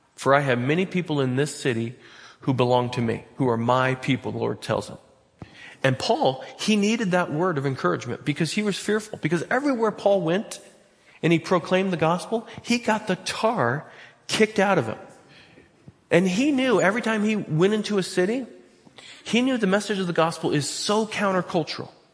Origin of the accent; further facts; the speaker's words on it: Butte Falls, Oregon, United States; I'm from Butte Falls.